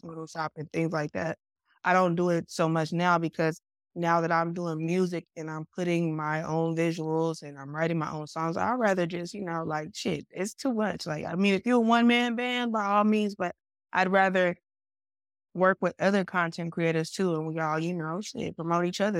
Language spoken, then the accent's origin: English; Stockton, California, United States; also born or lived in Sacramento, California; I'm originally from Stockton, California, but Sacramento has been like my performance home.